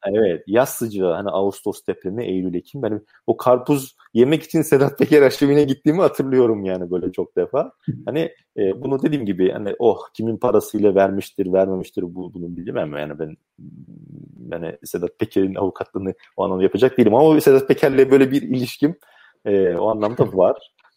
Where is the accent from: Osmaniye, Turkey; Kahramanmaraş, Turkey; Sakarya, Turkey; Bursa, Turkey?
Sakarya, Turkey; also born or lived in Rize (mother's side); ben Sakaryalıyım.